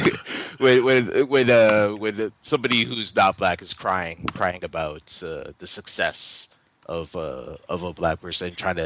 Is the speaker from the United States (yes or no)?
no; Jamaica; It was like I'm Jamaican